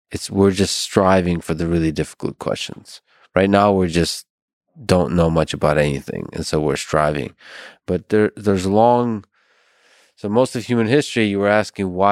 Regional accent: Philadelphia, Pennsylvania, United States; I'm from Philadelphia, so

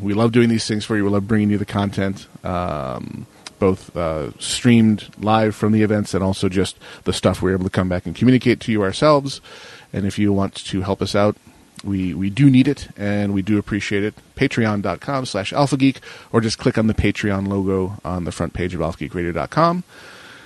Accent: Buffalo, New York, United States; I grew up in Buffalo

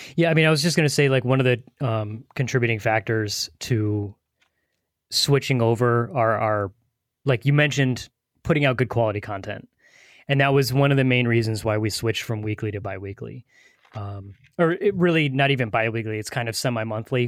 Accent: New England, United States; we, we live, we're from the New England area, so Boston is an hour and a half from us

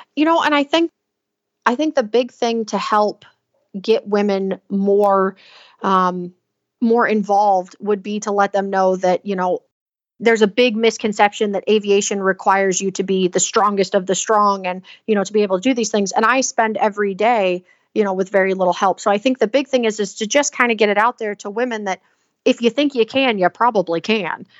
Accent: Southeast Alabama, United States; moved away as an adult; also born or lived in Pennsylvania / Texas / Washington; I come from the Southeast Alabama area

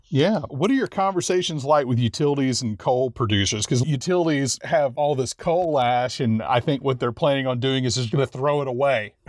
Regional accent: Louisiana, United States; I'm from Louisiana.

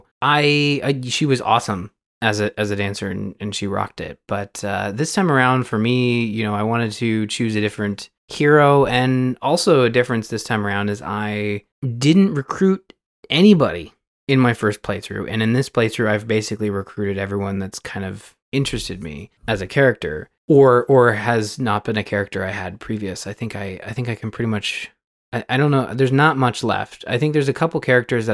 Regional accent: Canada; I'm Canadian

